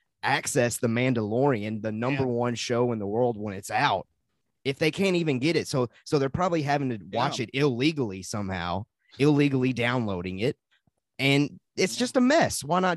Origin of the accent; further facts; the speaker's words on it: the South, United States; accent: southern; Yeah. You know, my southern accent coming in.